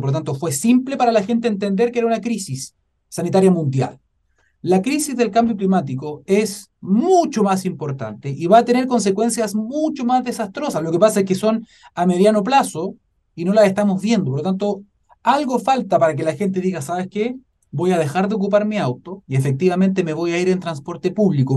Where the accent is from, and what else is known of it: Chile